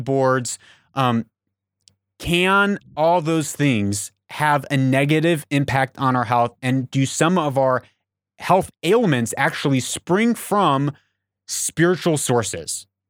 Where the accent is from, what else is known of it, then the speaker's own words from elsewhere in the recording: Papua New Guinea; moved away; I grew up in Papua New Guinea